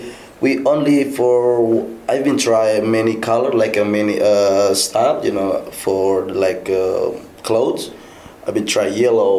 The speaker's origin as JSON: {"language": "English", "region": "Sulawesi", "country": "Indonesia", "tie": "born or raised there", "second_language": "English", "moved": "as an adult", "lives_now": "Bali, Indonesia", "said": "I was born in Northeast Indonesia, Sulawesi. That's Sulawesi Island. I was born and raised there, and then, you know, but my parents originally, they came from Bali. They're from West Bali."}